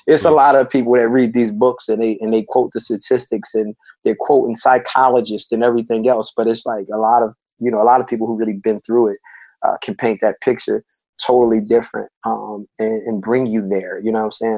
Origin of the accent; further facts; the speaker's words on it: Philadelphia, Pennsylvania, United States; my section in North Philly was one of the toughest parts of the city